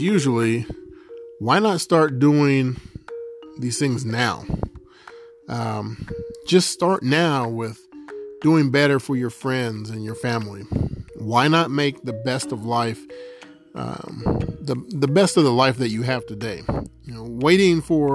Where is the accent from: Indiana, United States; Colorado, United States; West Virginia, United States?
West Virginia, United States; To be born in America, in West Virginia, in September of 1980